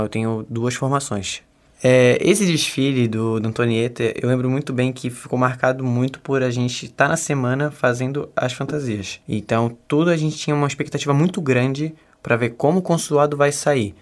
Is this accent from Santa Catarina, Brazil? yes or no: yes; Florianópolis, Santa Catarina, Brazil; Eu sou daqui mesmo, de Floripa.